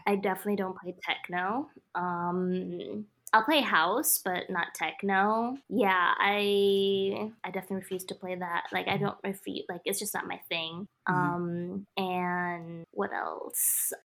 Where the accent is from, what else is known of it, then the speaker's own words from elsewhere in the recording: Kenya; moved away; my dad was he was the first famous DJ in my home country